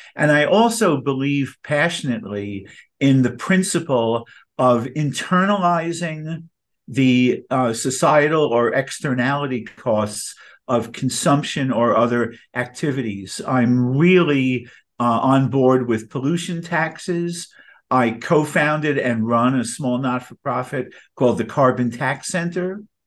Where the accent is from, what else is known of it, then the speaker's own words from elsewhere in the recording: New York, United States; I'm a New Yorker